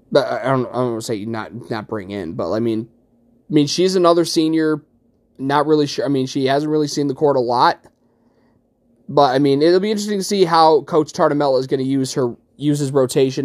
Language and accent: English; Utica, New York, United States; here in my hometown of Utica